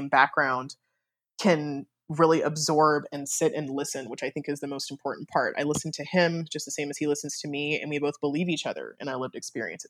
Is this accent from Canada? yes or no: no; Germany; born there; So I was born in Germany. Both of my parents were in the military, and both of my parents were in the army.